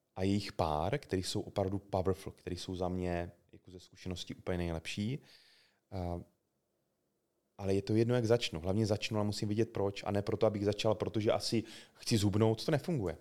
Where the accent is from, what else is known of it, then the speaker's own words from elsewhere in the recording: South Moravian Region, Czechia; já jsem z Jižní- obyčejný kluk z Jižní Moravy